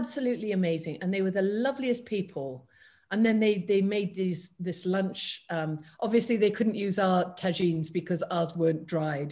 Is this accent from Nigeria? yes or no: no; United Kingdom; being British